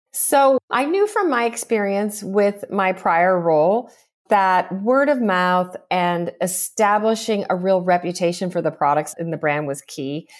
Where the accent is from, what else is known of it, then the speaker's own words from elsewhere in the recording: Southern California, United States; growing up in Southern California